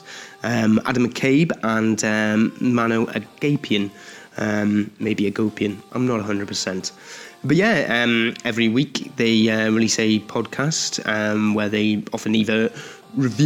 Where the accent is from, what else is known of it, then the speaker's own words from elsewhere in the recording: Newcastle upon Tyne, North East England, United Kingdom; moved away; speaking to you from my hometown of Newcastle upon Tyne, the northeast of England